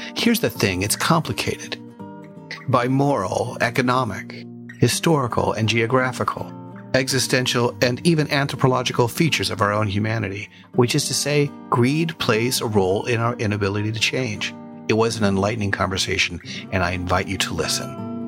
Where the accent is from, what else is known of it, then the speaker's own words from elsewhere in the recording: New Mexico, United States; now in Seattle, United States; I drove from my hometown in New Mexico back to Seattle, Washington, where I live